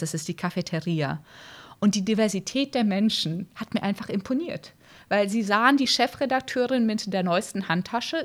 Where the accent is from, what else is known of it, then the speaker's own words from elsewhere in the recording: Brazil; moved away; Ich bin in Brasilien aufgewachsen